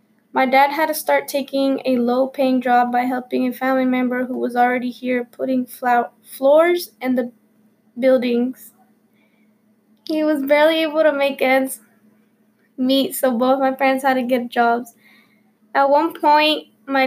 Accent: Concord, North Carolina, United States; also born or lived in Mexico; I have spent most of my life living in Concord, North Carolina

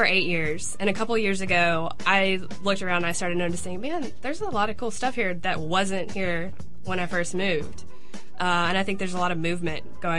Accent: Hattiesburg, Mississippi, United States; I'm from Hattiesburg.

